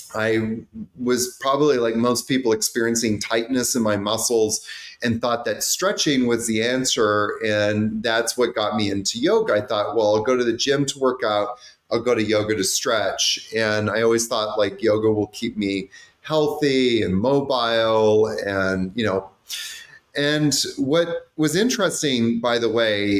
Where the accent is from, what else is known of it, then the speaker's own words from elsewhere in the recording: Vancouver, British Columbia, Canada; I grew up in Vancouver